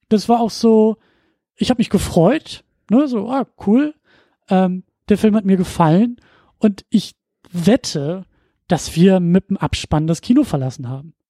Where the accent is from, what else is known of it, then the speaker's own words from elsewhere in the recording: Husum, Schleswig-Holstein, Germany; moved away; in meiner Heimatstadt, Kleinstadt äh, in Husum